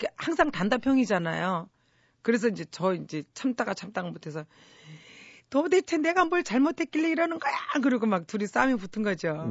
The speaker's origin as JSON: {"language": "Korean", "country": "South Korea", "tie": "born or raised there", "said": "저는 제가 대한민국에서 태어나고 대한민국에서 자랐지만"}